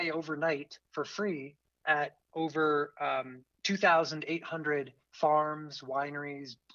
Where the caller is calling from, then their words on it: Vail, Colorado, United States; Uh, you, are reaching me in Vail, Colorado.